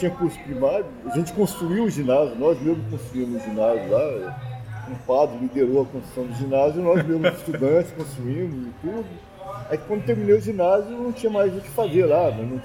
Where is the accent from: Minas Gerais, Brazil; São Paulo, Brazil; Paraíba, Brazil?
Minas Gerais, Brazil; Nova Resende; born there; Eu nasci numa cidadezinha chamada Nova Resende, no sul de Minas, que as pessoas, quando eu falava que era de Nova Resende, algumas pessoas falavam, ah, já passei por lá.